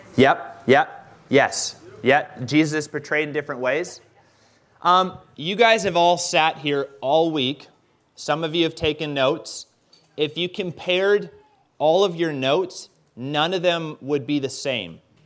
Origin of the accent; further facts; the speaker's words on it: Canada; I'm Canadian.